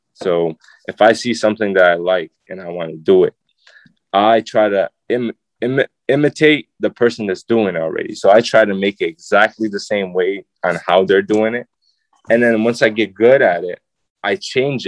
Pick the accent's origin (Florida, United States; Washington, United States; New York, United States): New York, United States; Syracuse; I'm a kid from Nottingham